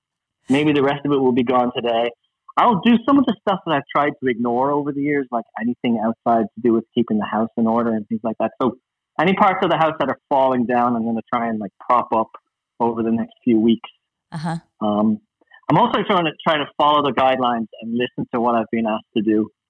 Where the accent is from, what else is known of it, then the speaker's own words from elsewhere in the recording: Dublin, Leinster, Ireland; I'm from Dublin, the capital.